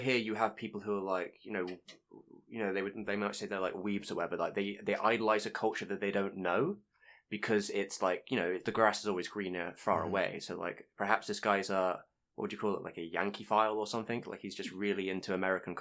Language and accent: English; England, United Kingdom; Being English